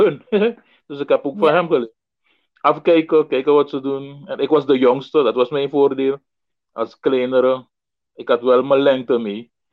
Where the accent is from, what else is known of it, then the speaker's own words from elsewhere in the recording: Paramaribo, Paramaribo District, Suriname; ik eh, ben in eh, Paramaribo geboren, eh, uh, 1961. En uh, grotendeels opgegroeid op welgelegen kwatten